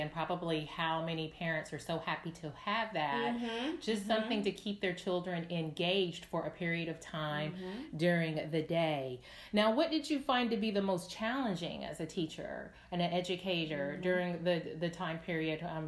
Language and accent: English; Tennessee, United States; I'm from Tennessee. We actually only grew up 2 hours away from one another